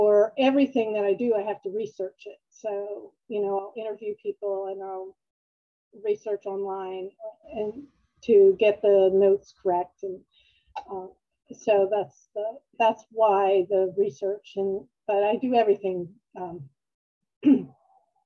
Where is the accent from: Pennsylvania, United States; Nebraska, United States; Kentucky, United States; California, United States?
Pennsylvania, United States; Upper Darby; also born or lived in Maryland; I'm from the Philadelphia area, and I grew up in Upper Darby